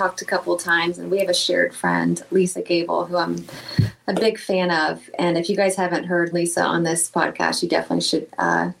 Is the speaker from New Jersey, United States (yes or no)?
no; Lakeland, Florida, United States; when I was a waitress in Lakeland, Florida, my hometown.